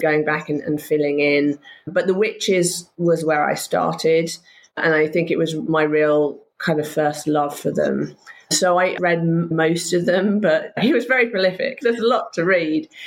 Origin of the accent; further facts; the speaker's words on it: Somerset, South West England, United Kingdom; also born or lived in Wiltshire; I spent a lot of my time in Somerset. It was a very rural existence